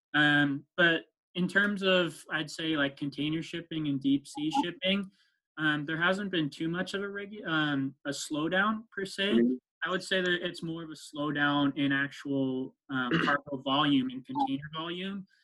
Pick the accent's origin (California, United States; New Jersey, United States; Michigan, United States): California, United States; East Bay; also born or lived in Stanford, California; I grew up in the East Bay most of my life